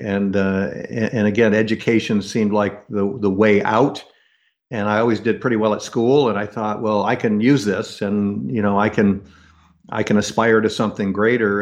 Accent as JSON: {"language": "English", "country": "United States", "tie": "born or raised there", "said": "growing up in the United States"}